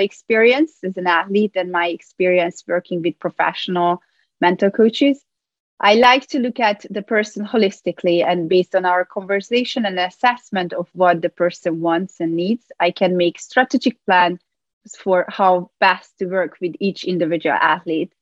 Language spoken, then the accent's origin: English; Hungary; moved away as an adult; now in New York, United States; I was born in Hungary, where I obtained a degree in psychology and play professional table tennis there